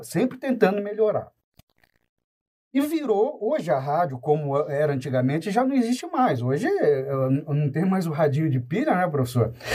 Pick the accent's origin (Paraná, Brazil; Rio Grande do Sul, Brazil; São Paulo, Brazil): Paraná, Brazil; Paranavaí; Paranavaí, que é a minha cidade natal